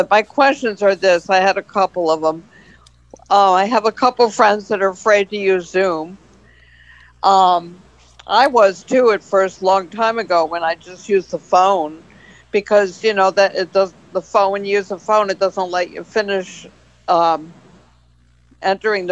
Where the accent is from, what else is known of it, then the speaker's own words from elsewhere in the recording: Hartford, Connecticut, United States; I'm from Hartford originally, you know, so I grew up in Hartford